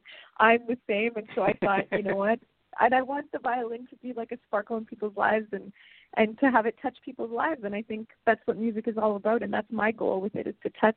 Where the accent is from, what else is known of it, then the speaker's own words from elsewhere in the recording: Plum Coulee, Manitoba, Canada; now in Vancouver, Canada; I got a call from my hometown. I live in Vancouver now, but I got a call from Plum Coulee